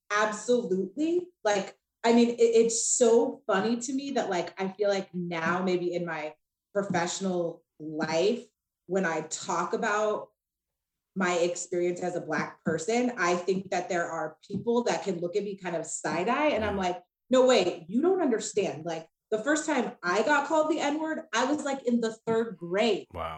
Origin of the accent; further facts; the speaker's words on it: Laguna Beach, California, United States; moved away; also born or lived in Spokane, Washington; I am originally from Orange County, California, Laguna Beach to be exact.